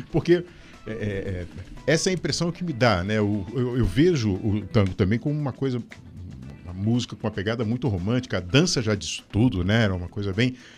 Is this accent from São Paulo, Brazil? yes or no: yes; São Paulo, Brazil; also born or lived in Rio de Janeiro; now in Curitiba, Brazil; eu fui, eu fui criado em São Paulo, né? É, depois voltei para o Rio e vim para cá em 1991